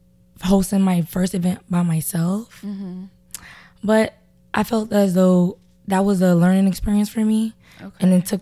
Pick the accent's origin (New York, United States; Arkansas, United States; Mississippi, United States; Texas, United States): New York, United States; New York City; Mm-hmm. I'm from Brooklyn.